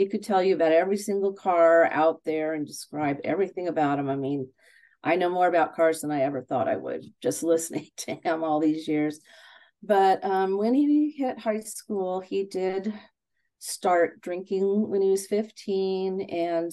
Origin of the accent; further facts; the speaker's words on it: California, United States; I'm born and raised in California